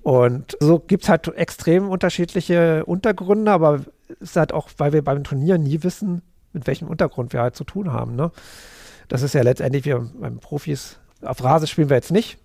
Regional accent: Berlin, Germany; ich bin Berliner, auch wenn ich jetzt gar nicht so groß Berliner, aber genau, bin Berlin-Wimmersdorf geboren

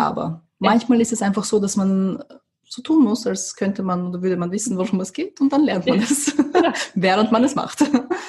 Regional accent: Vienna, Austria; also born or lived in USSR / Moscow / London; Wien ist der Ort, wo ich zur Schule gegangen bin, wo meine Familie noch immer lebt

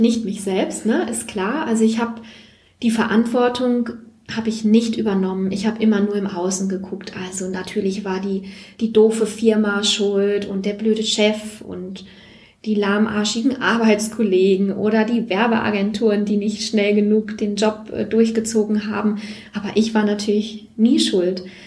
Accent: Siegerland, North Rhine-Westphalia, Germany; ich komme aus dem Siegerland, die kleine Schwester vom Sauerland

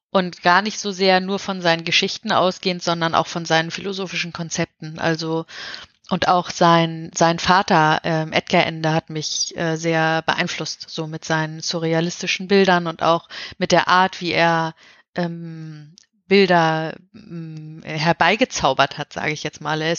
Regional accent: Hamburg, Germany; ja, man merkt, wo ich herkomme. Mhm. ähm, ja, und ich habe eben da große Teile meiner Kindheit verbracht.

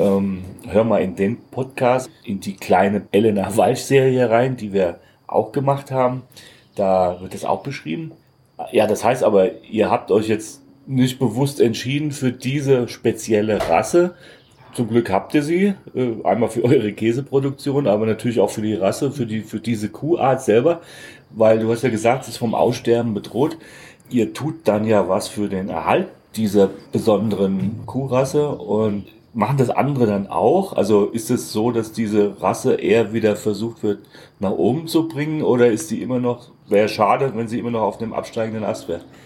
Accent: Southern Hesse, Germany; weil ich aus Hessen komme. Ich bin Hesse, Südhesse, da ist es mit dem R noch schwieriger

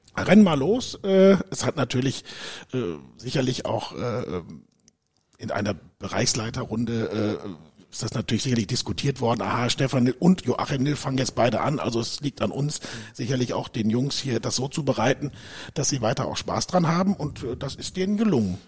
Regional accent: Dortmund, North Rhine-Westphalia, Germany; moved away as an adult; also born or lived in United States; ich bin ein Dortmunder Junge, bin geboren in Dortmund

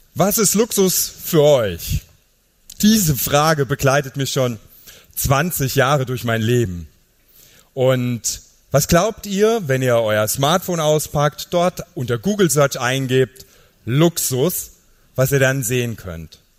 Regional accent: Niederkirchen, Saarland, Germany; Ich komme aus dem Saarland

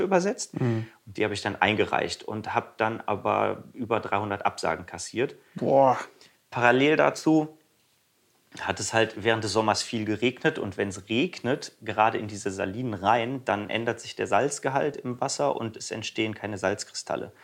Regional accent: Krefeld, North Rhine-Westphalia, Germany; meiner Heimatstadt Krefeld

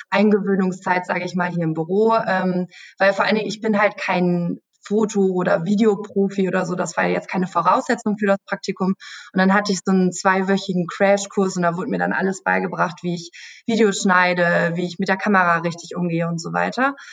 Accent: Münster, North Rhine-Westphalia, Germany; Also ich komme aus Münster, das ist so eine Stunde entfernt.

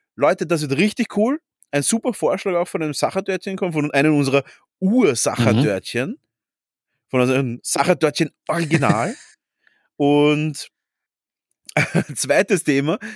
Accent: Vienna, Austria; wir sind ja beide Urwiener

